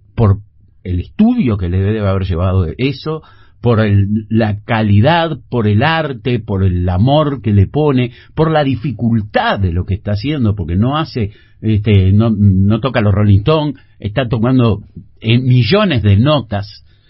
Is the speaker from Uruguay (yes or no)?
yes; Uruguay